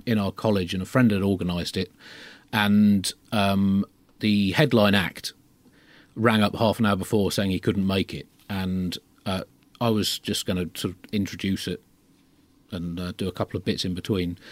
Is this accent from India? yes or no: no; United Kingdom; as a Brit growing up in the late twentieth century